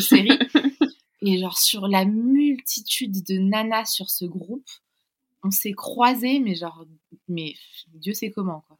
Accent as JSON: {"language": "French", "town": "Paris", "region": "Île-de-France", "country": "France", "also_born_or_lived": "London", "said": "on est originaire de Paris"}